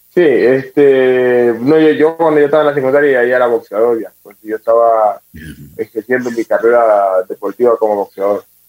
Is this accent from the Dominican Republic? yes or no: no; Puerto Quito, Pichincha, Ecuador; soy de Puerto Quito, tengo 29 años. Pues nada, una familia humilde, muchos hermanos